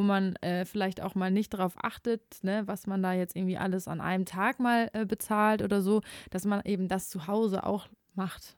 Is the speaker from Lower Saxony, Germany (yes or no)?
no; Ruhr area, North Rhine-Westphalia, Germany; Ich wollte ja auch immer eigentlich aus dem Ruhrgebiet weg